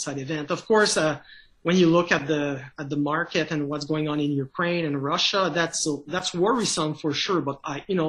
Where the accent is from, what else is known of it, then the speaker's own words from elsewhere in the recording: Canada; accent: French Canadian; first language French; English is a second language; my accent, I'm a French Canadian, so I do everything in French. English is a second language to me